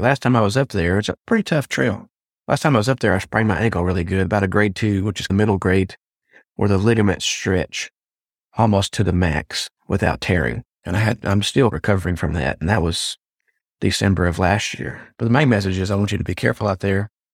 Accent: Jefferson, Texas, United States; my hometown of Jefferson, Texas

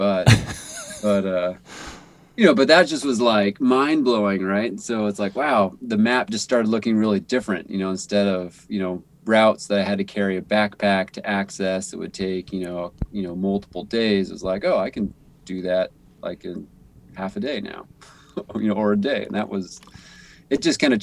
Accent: Grass Valley, California, United States; moved away as an adult; also born or lived in Vancouver; now in Bellingham, United States; I grew up in Northern California in the foothills of the Sierra Nevada mountains. So in the Grass Valley, Nevada City area

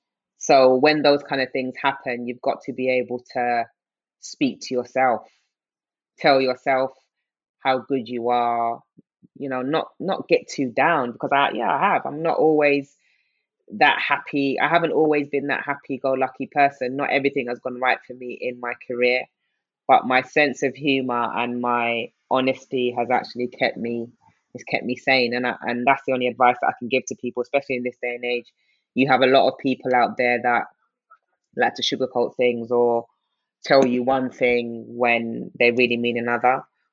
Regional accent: Nigeria; also born or lived in United Kingdom; That, yes, I was born into, I'm Nigerian, but obviously being Nigerian in the UK is very different than being Nigerian in Nigeria.

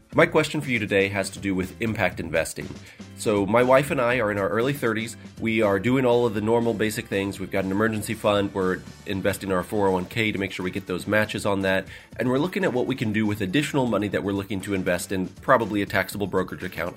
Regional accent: Kansas City, Missouri, United States; also born or lived in Lexington, Kentucky; I'm from Kansas City, Missouri, although I was actually born in Lexington

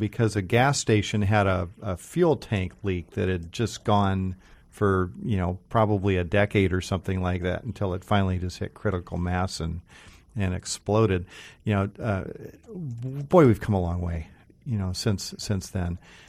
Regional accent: Seattle, Washington, United States; I'm a Seattle native. I grew up here, born at Northgate Hospital, which isn't even there anymore.

